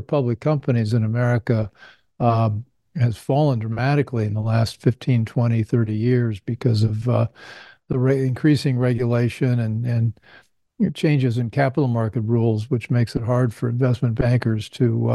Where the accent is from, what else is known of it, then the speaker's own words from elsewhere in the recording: Indiana, United States; I grew up in Indiana